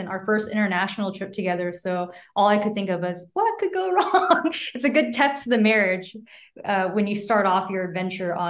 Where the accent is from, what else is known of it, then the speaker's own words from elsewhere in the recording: Texas, United States; moved away as an adult; also born or lived in Taiwan / California; I grew up in Texas, so I didn't know what a mountain was